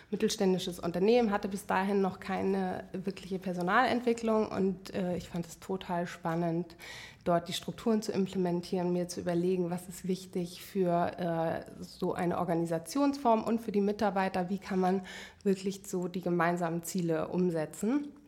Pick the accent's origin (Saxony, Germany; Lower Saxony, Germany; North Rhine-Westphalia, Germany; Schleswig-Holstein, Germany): Schleswig-Holstein, Germany; Flensburg; moved away as an adult; also born or lived in United States / Hamburg; now in Berlin, Germany; Ja, also eigentlich komme ich aus Flensburg